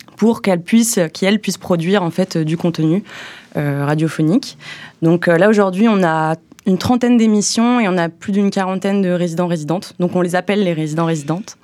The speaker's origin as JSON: {"language": "French", "area": "Haute-Savoie", "region": "Auvergne-Rhône-Alpes", "country": "France", "also_born_or_lived": "Montreal, Canada / Bordeaux, France", "moved": "yes", "lives_now": "Brussels, Belgium", "said": "chez moi, à Haute-Savoie"}